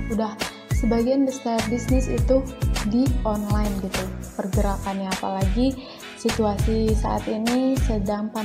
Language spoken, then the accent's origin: Indonesian; Bandung, West Java, Indonesia; Sudah jelas dong ya, berarti asalku dari Bandung.